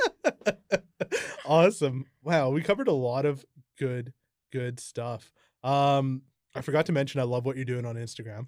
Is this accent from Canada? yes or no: yes; Kamloops, British Columbia, Canada; also born or lived in Merritt; I was ten and we moved from Merritt to Kamloops